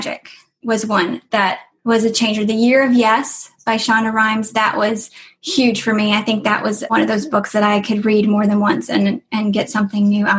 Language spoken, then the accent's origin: English; Lakeland, Florida, United States; I grew up in Lakeland, Florida